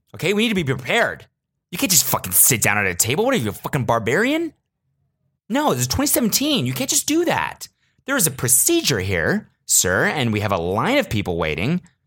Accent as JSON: {"language": "English", "country": "United States", "said": "as an American"}